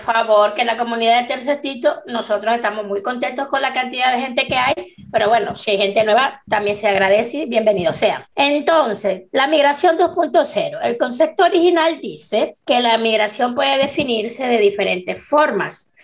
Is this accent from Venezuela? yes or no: yes; Venezuela; moved away as an adult; now in Chile; yo cuando salí de Venezuela